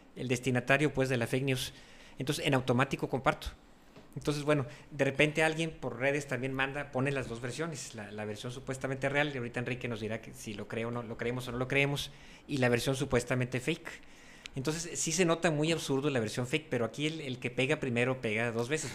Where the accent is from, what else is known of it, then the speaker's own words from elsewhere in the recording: Mexico; así somos los mexicanos